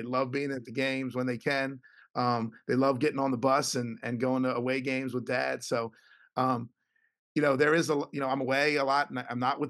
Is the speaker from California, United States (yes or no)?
no; Philadelphia, Pennsylvania, United States; I get to coach college basketball in my hometown.